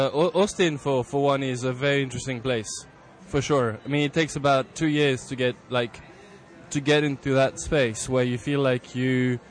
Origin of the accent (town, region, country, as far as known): Paris, Île-de-France, France